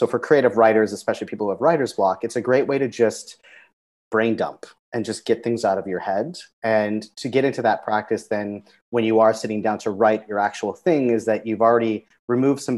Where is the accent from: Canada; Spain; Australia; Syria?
Canada; moved away as an adult; also born or lived in Zambia; now in Cambodia; I grew up in Canada, multicultural